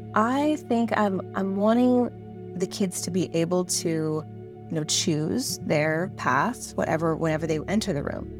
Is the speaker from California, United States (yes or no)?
yes; San Diego, California, United States; I'm in San Diego, California, and I'm from San Diego